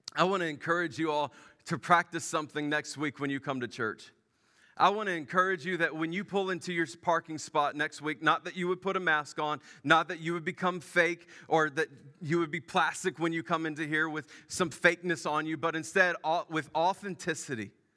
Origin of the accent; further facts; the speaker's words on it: Memphis, Tennessee, United States; moved away; I grew up in Memphis